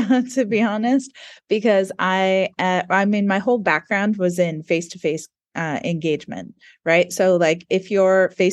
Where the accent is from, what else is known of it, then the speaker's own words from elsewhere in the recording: United States; accent: American; now in New Zealand; we both have American accents.